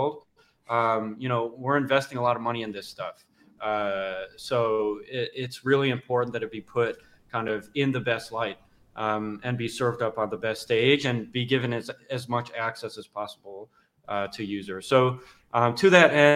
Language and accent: English; United States; especially as an American